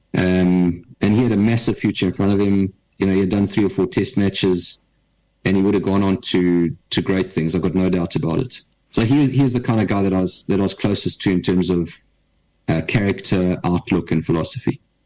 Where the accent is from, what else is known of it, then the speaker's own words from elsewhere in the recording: Durban, KwaZulu-Natal, South Africa; I was brought up in Durban